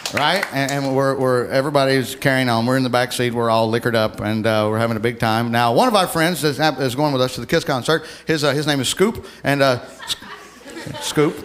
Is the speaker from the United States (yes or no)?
yes; Alabama, United States; moved away